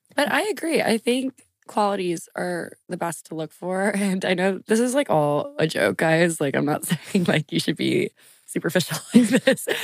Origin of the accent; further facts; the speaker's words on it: Lafayette, Louisiana, United States; moved away as an adult; also born or lived in New Orleans / Washington, D.C.; I moved from New Orleans to Lafayette in the third grade, and I lived with my mom